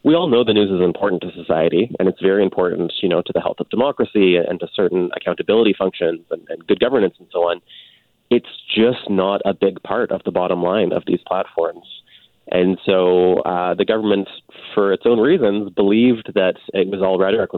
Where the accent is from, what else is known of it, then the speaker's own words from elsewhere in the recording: Canada; as a Canadian